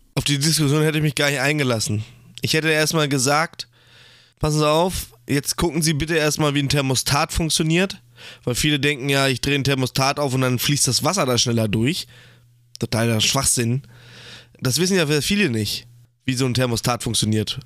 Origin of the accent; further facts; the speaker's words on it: Germany; als Deutscher